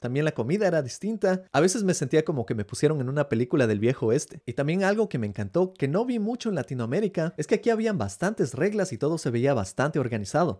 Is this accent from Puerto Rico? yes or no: no; Ecuador; moved away as an adult; now in United States; Yo como latinoamericano creciendo en el Ecuador